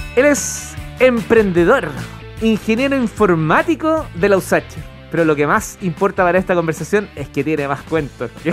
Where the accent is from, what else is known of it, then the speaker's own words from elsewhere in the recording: Chile; como buen chileno